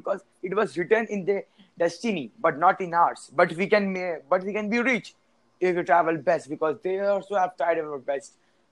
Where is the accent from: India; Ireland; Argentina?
India; English is a second language; now in Saudi Arabia; Actually, I'm an Indian, but I am, you know, living in Saudi Arabia, means the Middle East, because I'm in an NRI. I live in outside the India.